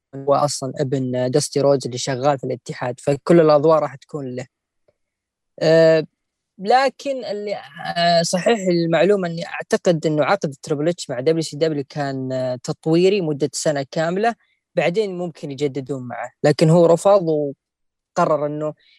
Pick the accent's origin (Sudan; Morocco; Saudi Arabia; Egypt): Saudi Arabia; عندنا في السعوديه